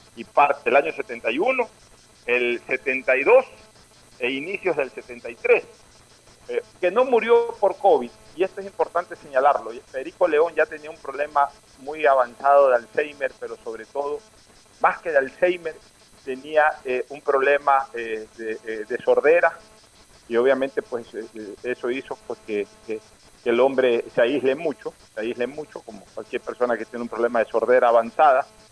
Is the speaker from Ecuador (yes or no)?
yes; Ecuador; como ecuatorianos